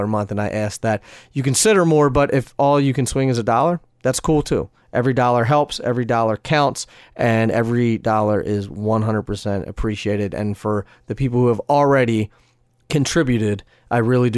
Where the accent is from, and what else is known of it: Pennsylvania, United States; born or raised there